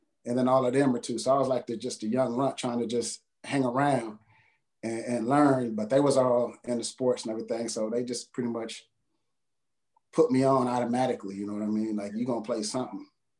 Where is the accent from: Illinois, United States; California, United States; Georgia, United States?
California, United States; San Jose; moved away as an adult; also born or lived in San Diego; I'm from the Bay Area, San Jose.